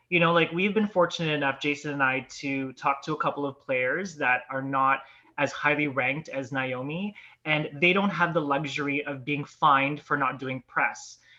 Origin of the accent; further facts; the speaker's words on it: Canada; it's just been a disappointment for us fans, especially as Canadian fans, to kind of see her, you know.